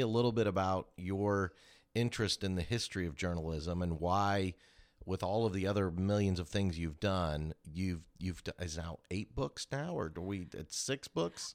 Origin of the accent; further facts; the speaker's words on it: Kansas City, United States; moved away as an adult; now in Augusta, United States; I grew up in Kansas City